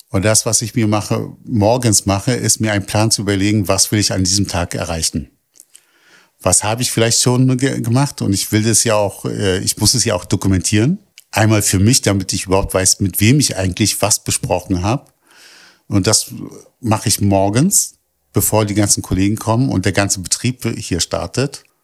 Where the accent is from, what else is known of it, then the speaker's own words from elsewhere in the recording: Berlin, Germany; Ich bin aus, in Kreuzberg geboren und aufgewachsen.